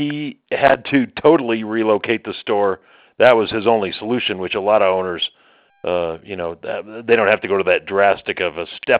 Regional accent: Colorado, United States; also born or lived in Wisconsin / West Virginia / Ohio / Mount Dora, Florida; So I was born in Wisconsin. We moved to Colorado. I grew up here.

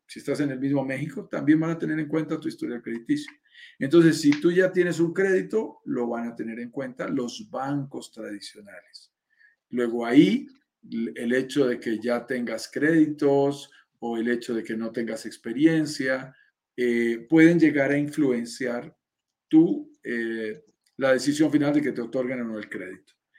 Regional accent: Bogotá, Colombia; mi país, en Colombia.

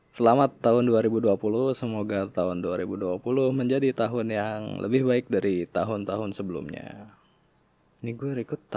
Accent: Tangerang, Banten, Indonesia; di kota gue juga di Tangerang

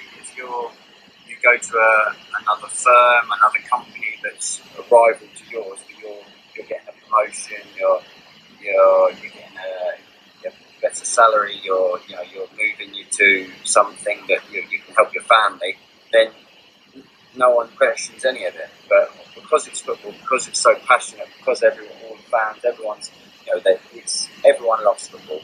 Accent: England, United Kingdom; because I was born in England, I grew up, I'm fully English.

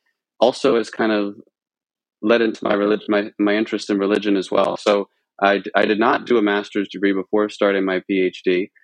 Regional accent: Lebanon, Pennsylvania, United States; So I actually grew up in central Pennsylvania. I grew up just outside of Lebanon, about I suppose an hour and a half west of Philadelphia. And the area I grew up in is pretty, people tend to be pretty religious around here.

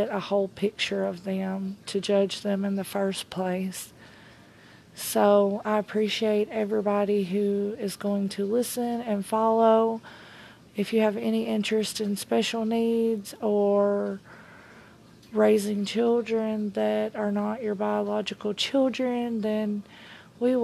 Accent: Tennessee, United States; I am a 34-year-old mom from Tennessee. I was born and raised in the South

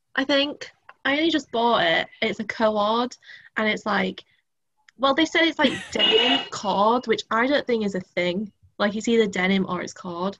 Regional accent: Driffield, Yorkshire and the Humber, United Kingdom; I grew up in Drift, like, lived there, then like went to primary school there

